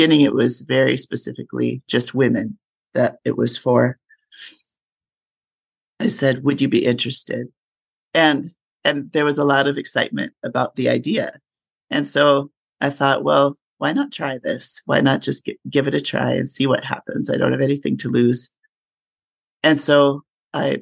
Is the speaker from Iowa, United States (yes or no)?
no; Minnesota, United States; moved away as an adult; also born or lived in upstate New York / Colorado / Texas; I grew up in Minnesota.